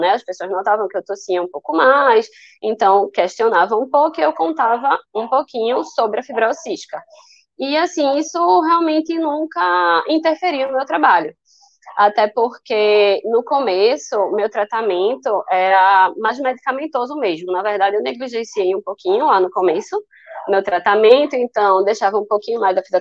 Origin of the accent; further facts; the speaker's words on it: Recife, Pernambuco, Brazil; Eu tenho 29 anos, eu sou daqui de Recife, Pernambuco